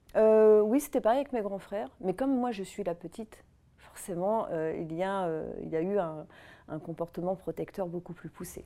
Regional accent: Auvergne-Rhône-Alpes, France; j'ai grandi quelque part dans la région Rhône-Alpes, dans les montagnes

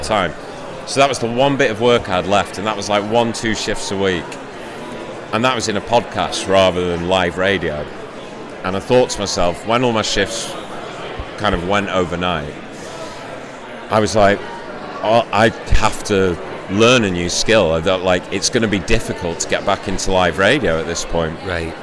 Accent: Shrewsbury, West Midlands, United Kingdom; now in Manchester, United Kingdom; I'm from Shrewsbury originally

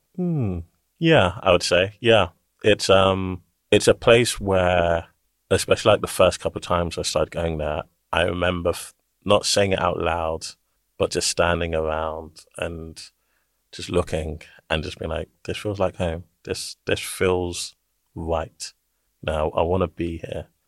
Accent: London, United Kingdom; I grew up in East London, born here

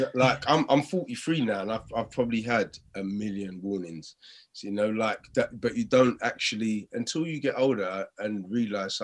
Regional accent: London, United Kingdom; also born or lived in Stratford / Custom House; Canning Town

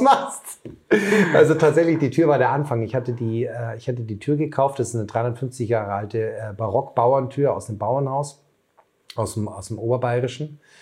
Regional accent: Bavaria, Germany; moved away; Ich komme ja ursprünglich aus Bayern

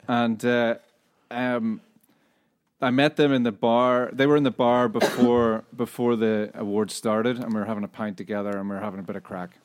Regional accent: Northern Irish, Northern Ireland, United Kingdom; moved away; also born or lived in Scotland; we're a Northern Irish band

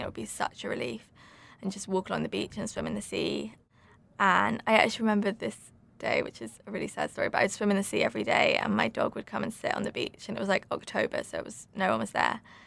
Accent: Suffolk, East of England, United Kingdom; moved away; also born or lived in London; I grew up in Suffolk

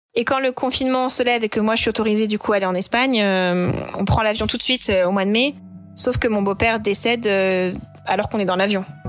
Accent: Normandy, France; il sait que je suis normande

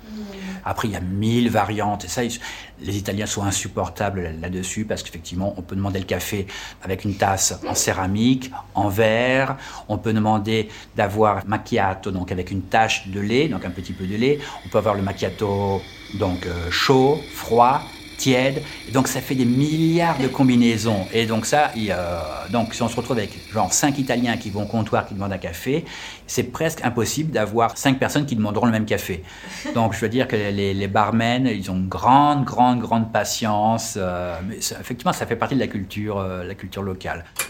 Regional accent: France; accent: French; moved away as an adult; also born or lived in Lyon; now in Milan, Italy; je suis un Français qui, euh, qui a émigré à Milan

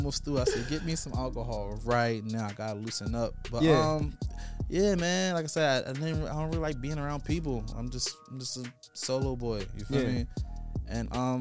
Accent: Philadelphia, Pennsylvania, United States; I came from North Philly

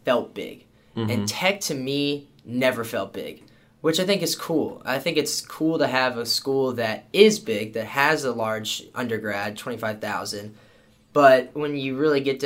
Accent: Herndon, Virginia, United States; moved away as an adult; also born or lived in Blacksburg, Virginia; now in Pensacola, United States; I'm from Herndon

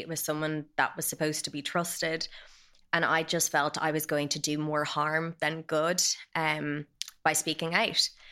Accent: Dublin, Leinster, Ireland; I grew up in Dublin

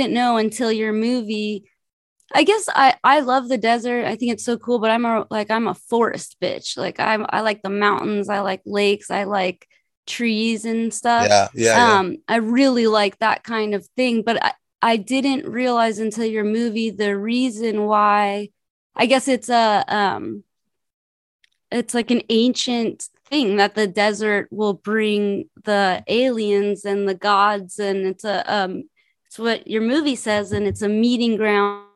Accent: Los Angeles, California, United States; I'm from Los Angeles.

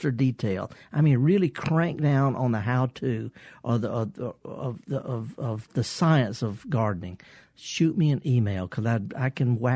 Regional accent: the Mississippi Delta, United States; I'm from the Delta.

